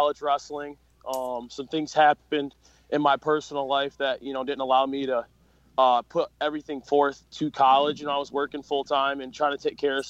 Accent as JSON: {"language": "English", "town": "Hesperia", "region": "Michigan", "country": "United States", "tie": "born or raised there", "said": "I grew up in a small town, kind of. It's called Hesperia"}